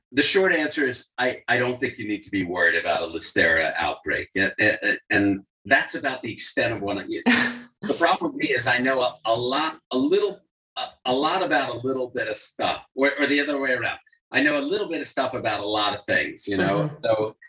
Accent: New York, United States; I grew up in New York

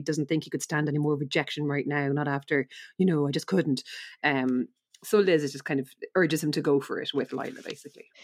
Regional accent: Ireland; we're Irish

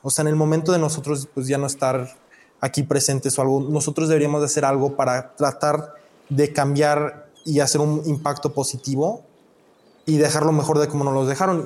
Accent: Mexico; now in United States; yo nací en México, yo soy de México

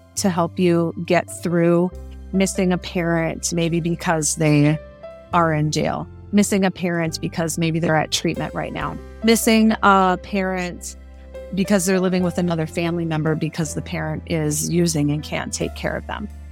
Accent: Cudahy, Wisconsin, United States; moved away as an adult; also born or lived in Winona, Minnesota / Rosebud Reservation, South Dakota; now in Rosebud, South Dakota, United States; I'm originally from Cudahy, Wisconsin, which is a suburb of Milwaukee

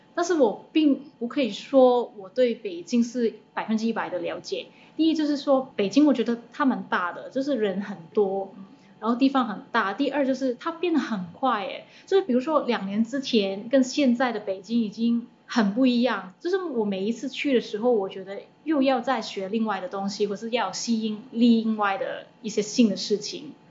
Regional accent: Hong Kong; 我是一个香港人

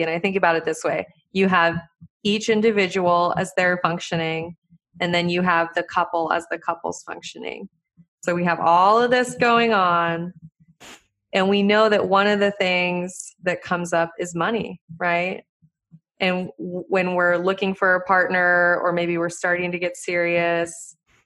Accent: Montana, United States; I grew up in Montana, you know, like country

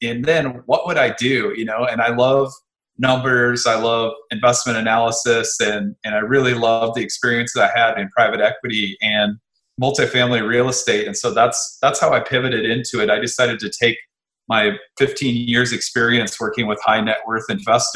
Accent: Midwest, United States; moved away; I was from the Midwest and had a business there

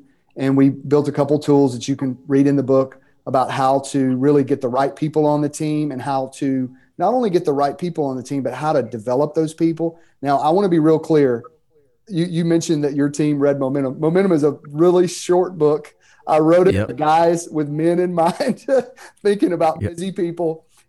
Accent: Mississippi, United States; start a church planting network years ago called 242 Network in the state of Mississippi. You can tell by my accent that where I'm from.

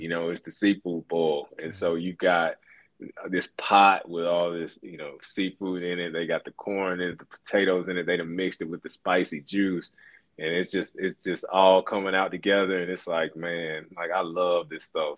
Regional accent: Alabama, United States; moved away as an adult; also born or lived in Louisiana / Raleigh, North Carolina; I grew up in Alabama.

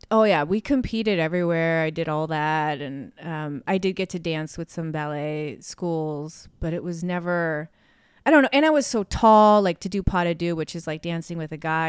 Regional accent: Chicago, Illinois, United States; moved away; have grown up in Chicago

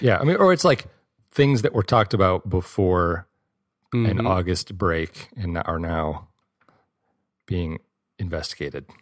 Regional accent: Michigan, United States; I grew up in Michigan

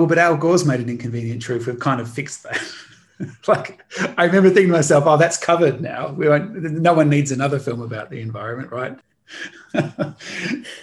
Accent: Australia; growing up in Australia, I grew up in a mud brick house

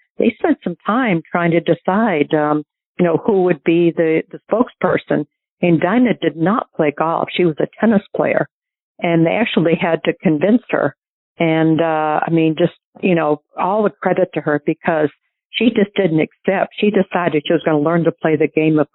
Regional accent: New Hampshire, United States; born or raised there

